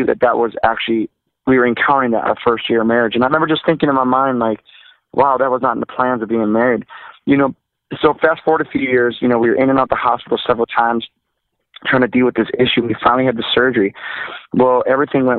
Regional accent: Milwaukee, Wisconsin, United States; Milwaukee, where I'm from

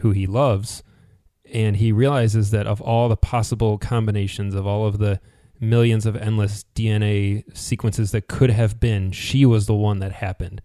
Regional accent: United States; as an American

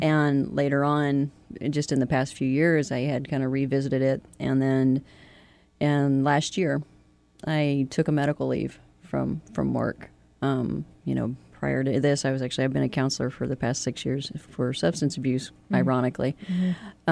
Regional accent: Kentucky, United States; moved away as an adult; also born or lived in Florida / Aleutian Islands; I'm originally from Kentucky. Um, I don't want to be too too cliche and say I'm a coal miner's daughter, but I am

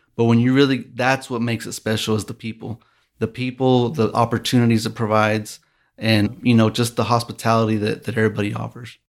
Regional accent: Midland, Texas, United States; also born or lived in Lubbock, Texas; I am born and raised here in Midland, Texas

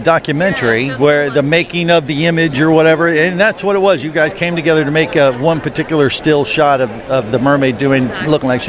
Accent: Ohio, United States; now in Florida, United States; I grew up in Ohio, ended up in Florida.

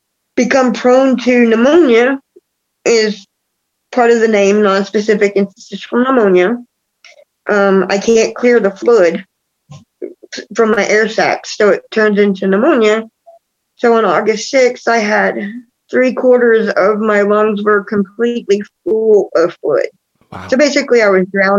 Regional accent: Texas, United States; now in Kansas, United States; my home state, Texas

